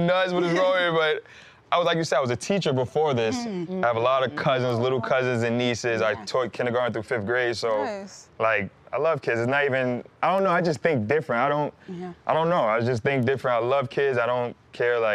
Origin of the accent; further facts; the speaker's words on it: Mount Vernon, New York, United States; growing up in Mount Vernon, New York